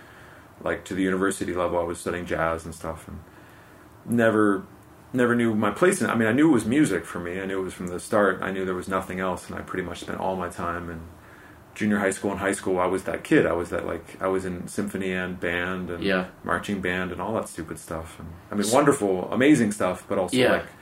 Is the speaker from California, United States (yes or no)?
yes; Los Angeles, California, United States